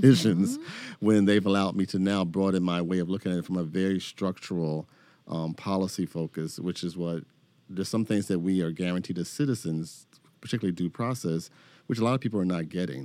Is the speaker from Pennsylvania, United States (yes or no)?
yes; Philadelphia, Pennsylvania, United States; moved away as an adult; also born or lived in Detroit / Chicago; I'm from Philadelphia